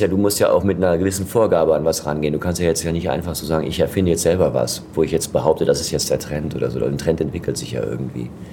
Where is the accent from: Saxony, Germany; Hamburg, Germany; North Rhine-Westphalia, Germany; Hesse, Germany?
North Rhine-Westphalia, Germany; Ruhr area; bei uns im Ruhrgebiet